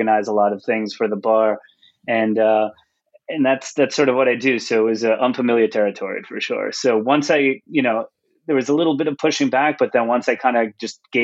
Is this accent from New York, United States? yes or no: yes; Long Island, New York, United States; moved away as an adult; now in New York City, United States; I grew up on Long Island